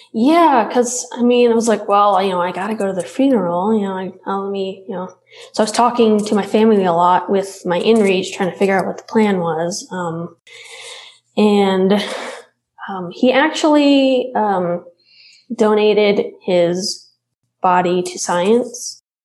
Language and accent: English; Alabama, United States; now in Utah, United States; I grew up in Alabama and my dad still lives in Alabama